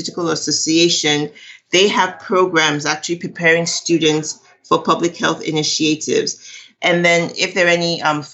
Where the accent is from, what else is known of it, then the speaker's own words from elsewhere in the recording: Nigeria; now in Texas, United States; I'm Nigerian